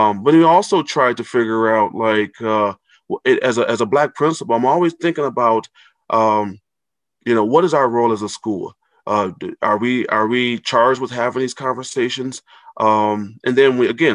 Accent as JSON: {"language": "English", "town": "Racine", "region": "Wisconsin", "country": "United States", "tie": "born or raised there", "moved": "yes", "lives_now": "Minneapolis, United States", "said": "I grew up in Racine, Wisconsin"}